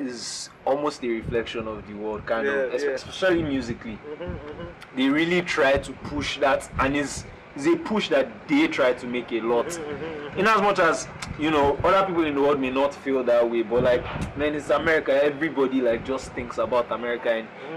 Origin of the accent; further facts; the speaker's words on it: Nigeria; I'm Nigerian.